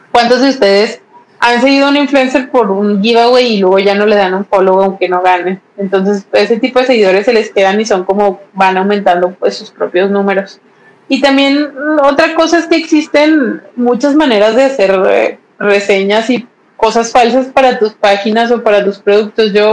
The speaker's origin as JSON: {"language": "Spanish", "country": "Mexico", "said": "me llegó súper bien, si soy de México, no se tardó"}